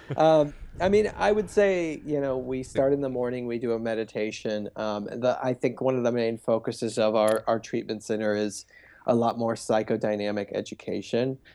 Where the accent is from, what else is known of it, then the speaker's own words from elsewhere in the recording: Cincinnati, Ohio, United States; now in Los Angeles, United States; I grew up in, in a suburb of Cincinnati